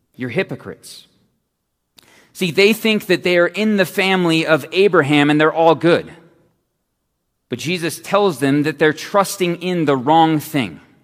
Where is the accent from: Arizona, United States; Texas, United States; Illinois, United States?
Arizona, United States; Phoenix; I'm from Phoenix